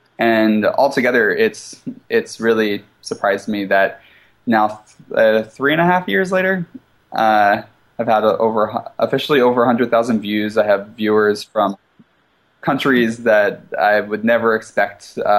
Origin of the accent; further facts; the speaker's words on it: East Coast, United States; now in Seattle, United States; The culture was different than what I'm used to. I'm from the East Coast. I'm used to a fast pace.